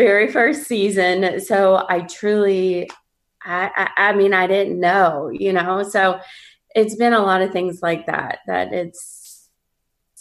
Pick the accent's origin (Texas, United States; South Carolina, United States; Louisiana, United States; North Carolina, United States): Louisiana, United States; New Orleans; we're from New Orleans